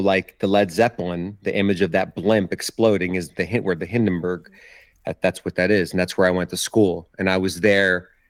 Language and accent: English; Toms River, New Jersey, United States; I was born in Toms River, New Jersey, on the Jersey Shore, the nice. Town next to Seaside, where that show was filmed. And I grew up all around Ocean County.